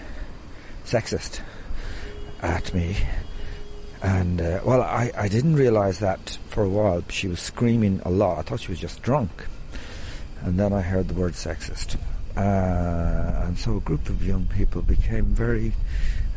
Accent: Tuam, Connacht, Ireland; I was born in Tuam

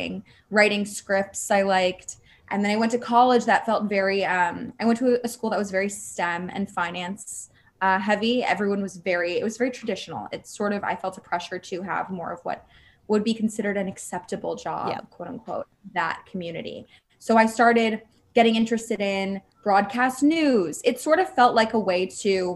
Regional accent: Los Angeles, California, United States; moved away as an adult; now in New York City, United States; I was raised in Los Angeles

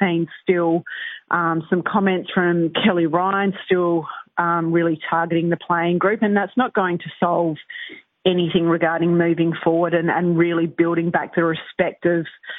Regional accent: South Australia, Australia; So I'm a South Aussie. I grew up in South Australia

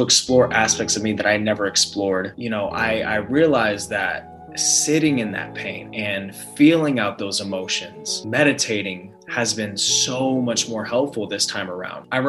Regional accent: San Diego, California, United States; also born or lived in Los Angeles; born and raised in San Diego and moved up to LA for college

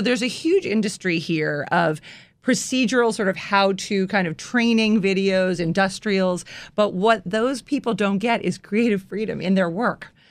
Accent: Washington, District of Columbia, United States; moved away as an adult; also born or lived in New York; this is my hometown

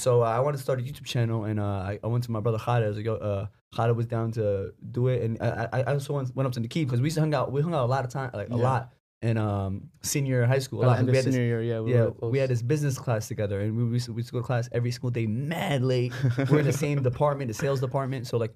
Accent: New York City, New York, United States; I grew up in Bayridge, Brooklyn. You know, it's a neighborhood full of Arabs

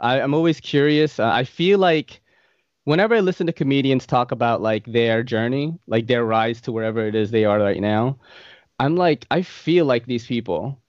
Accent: Philippines; maybe they'll ask me what nationality I am, and I'll be like, oh, I'm Filipino, you know? The Japanese and the Spaniards like took over my country and made us look way better.

